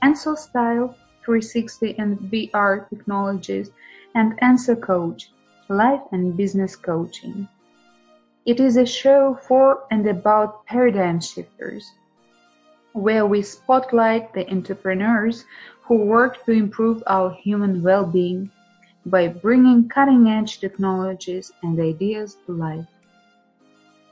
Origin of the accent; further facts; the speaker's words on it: Ukraine; also born or lived in Saratov, Russia; I was born in Saratov, a beautiful city in Russia on the bank of the river Volga, but my parents decided to move to Ukraine soon after my birth